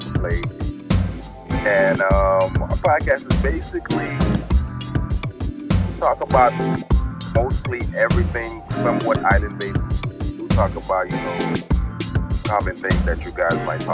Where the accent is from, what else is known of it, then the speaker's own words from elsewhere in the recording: Miami, Florida, United States; also born or lived in Haiti; I'm originally from Haiti, raised in Miami